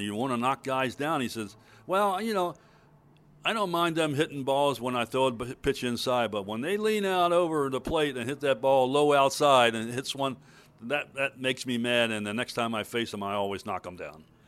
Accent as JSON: {"language": "English", "town": "Baltimore", "region": "Maryland", "country": "United States", "tie": "born or raised there", "said": "in Baltimore, my hometown"}